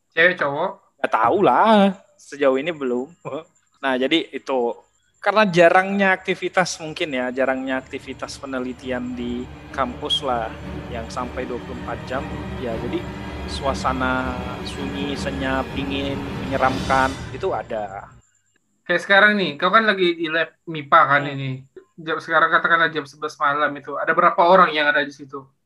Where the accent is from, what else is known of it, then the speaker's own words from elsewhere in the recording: Medan, North Sumatra, Indonesia; Nanti sebagai anak Medan tau lah Medan keras le.